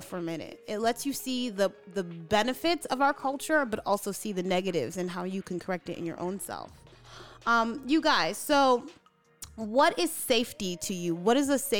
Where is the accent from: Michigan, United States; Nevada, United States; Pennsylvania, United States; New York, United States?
New York, United States; New York City; moved away; So I'm from Brooklyn.